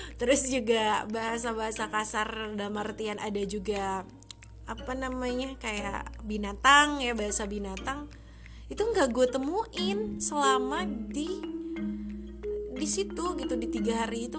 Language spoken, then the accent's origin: Indonesian; Sunda, Indonesia; gue orang Sunda